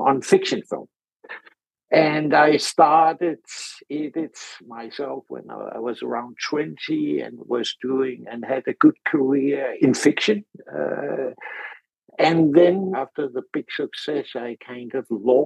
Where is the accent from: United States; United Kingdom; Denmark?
Denmark; I'm from Denmark originally